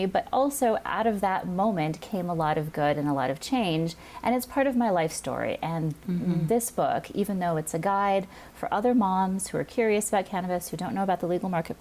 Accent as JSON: {"language": "English", "region": "Hawaii", "country": "United States", "tie": "born or raised there", "said": "I grew up in Hawaii"}